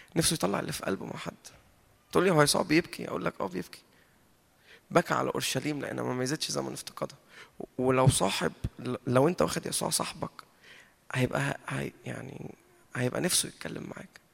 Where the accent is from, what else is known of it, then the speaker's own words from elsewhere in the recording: Egypt; احنا اتربينا في مصر وطلعنا في مصر